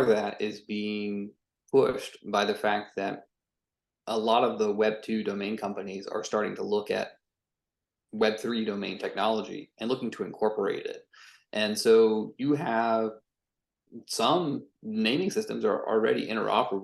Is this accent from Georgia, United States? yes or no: yes; Atlanta, Georgia, United States; moved away as an adult; also born or lived in San Francisco; I actually moved back to where I grew up in Atlanta, Georgia.